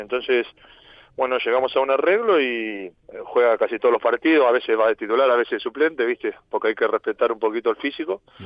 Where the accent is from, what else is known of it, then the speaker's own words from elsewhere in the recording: Argentina; moved away as an adult; now in Ibiza, Spain; yo soy argentino